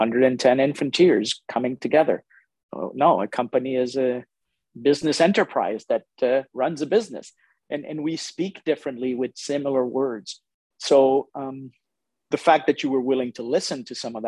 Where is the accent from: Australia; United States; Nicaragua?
Nicaragua; also born or lived in Managua, Nicaragua; now in Canada; I was born in Nicaragua in Central America. I'm born from a Canadian father from Montreal, South Shore of Montreal, and a Nicaraguan mother.